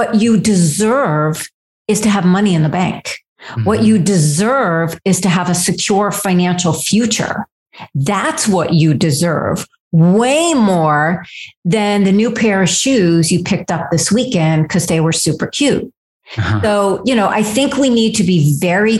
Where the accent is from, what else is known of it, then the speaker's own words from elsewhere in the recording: Fairfield County, Connecticut, United States; I grew up in Fairfield County, Connecticut, which is a suburb of New York, very wealthy